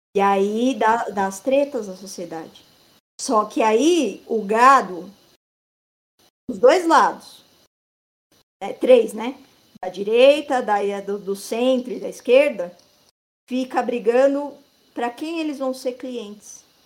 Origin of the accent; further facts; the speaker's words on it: Brazil; nós brasileiros